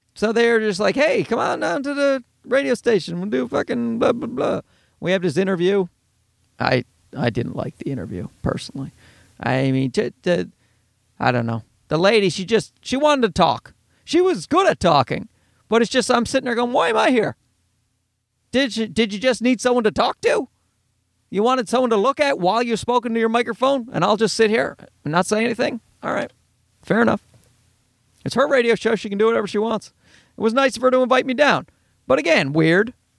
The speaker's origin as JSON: {"language": "English", "country": "Canada", "said": "I'm Canadian"}